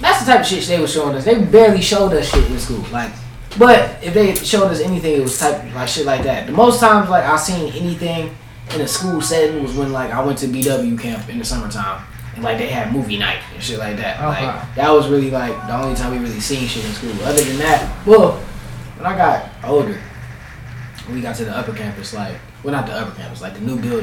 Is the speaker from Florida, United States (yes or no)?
no; Cleveland, Ohio, United States; I'm from 105.